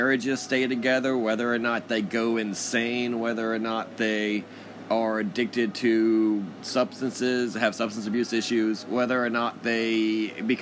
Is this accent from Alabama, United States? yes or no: no; Corpus Christi, Texas, United States; also born or lived in Houston, Texas; in Corpus, it's surprisingly dark where I am currently, my hometown